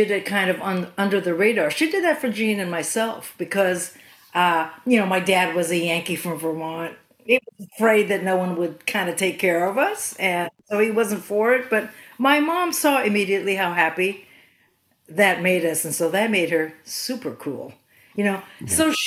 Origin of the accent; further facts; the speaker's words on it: Philippines; moved away; also born or lived in California; I'm Filipina and was raised in the Philippines